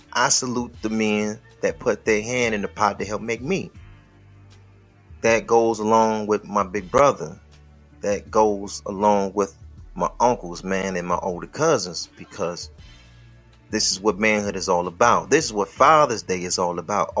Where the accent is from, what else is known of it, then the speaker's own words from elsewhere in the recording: Detroit, Michigan, United States; I'm from Detroit